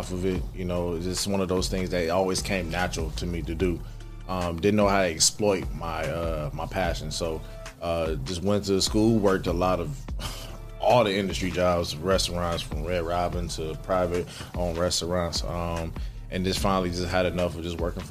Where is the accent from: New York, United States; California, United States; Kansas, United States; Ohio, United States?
Ohio, United States; Toledo; moved away as an adult; now in Columbus, United States; I'm from Toledo, Ohio